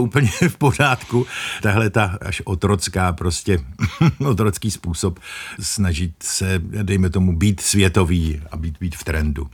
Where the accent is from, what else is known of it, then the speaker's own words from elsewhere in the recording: Moravia, Czechia; Já pocházím z Moravy